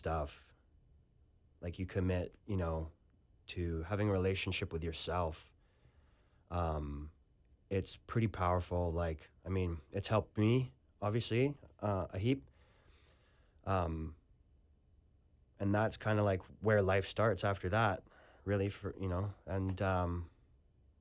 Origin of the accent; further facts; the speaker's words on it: Canada; moved away as an adult; also born or lived in Western Australia; now in Australia; I'm a Canadian. I always will be